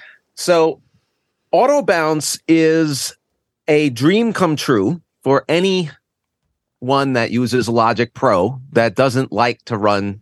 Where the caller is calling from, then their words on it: Connecticut, United States; Oh, boy. Well, I'm just north of New York City and in a lovely little state called Connecticut.